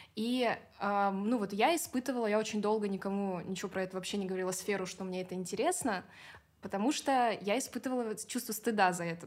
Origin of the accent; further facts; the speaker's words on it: Kaliningrad Oblast, Russia; moved away as an adult; now in Moscow, Russia; откуда я приехала, из Калининградской области.